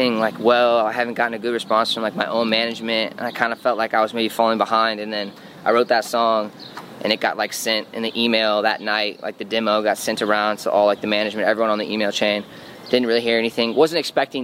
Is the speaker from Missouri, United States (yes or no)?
yes; St. Louis, Missouri, United States; moved away as an adult; now in Los Angeles, United States; I came from St. Louis out of my mom's basement where I was working